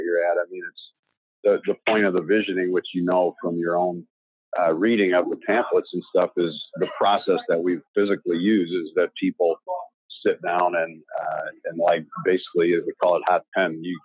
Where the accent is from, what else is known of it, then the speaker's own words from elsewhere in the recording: Chicago, Illinois, United States; I grew up in Chicago